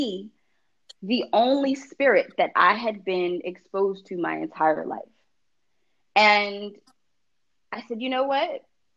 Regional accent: New York, United States; the neighborhood where I grew up in New York

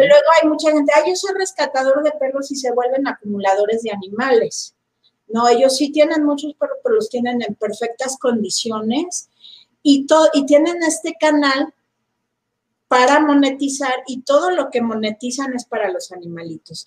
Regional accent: Mexico; los mexicanos en general no sabemos escuchar y no leemos

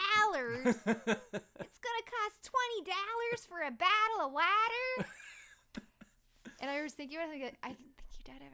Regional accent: Del Mar, California, United States; moved away; I didn't grow up in Los Angeles. I grew up in San Diego in a suburb called Del Mar.

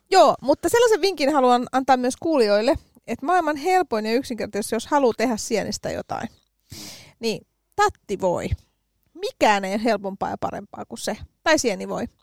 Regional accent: Helsinki, Uusimaa, Finland; mä oon helsinkiläisenä

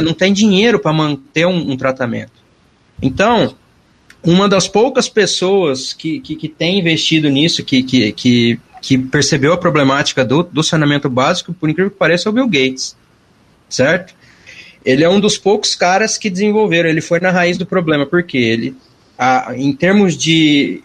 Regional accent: Mirassol, São Paulo, Brazil; also born or lived in São José do Rio Preto; Eu sou importado, eu sou de Mirassol, não sou de Rio Preto

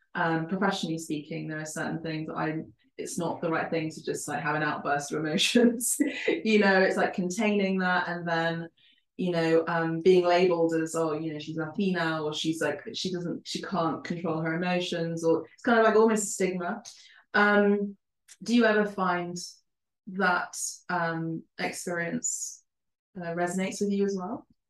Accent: London, United Kingdom; first language Spanish and Italian; English is a second language; I was born in London and raised in London

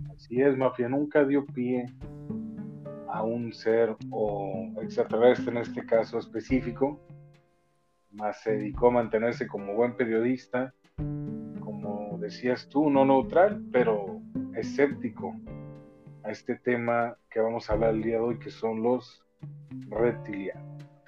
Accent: Mexico; como buen mexicano, mafia, como parte de México, nosotros, descendientes de esta tierra

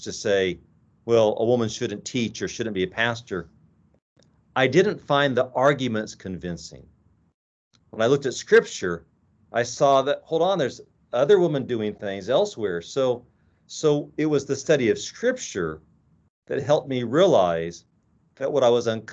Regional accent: Midwest, United States; moved away as an adult; now in Walla Walla, United States; I grew up in the Midwest

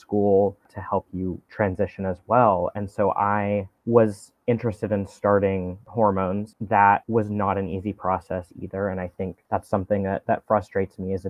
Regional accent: Knoxville, Tennessee, United States; moved away; I was in Knoxville. I'm from Knoxville, Tennessee

